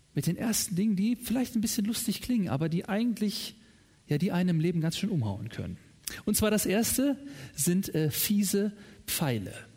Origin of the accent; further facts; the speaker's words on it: Germany; In meiner Heimat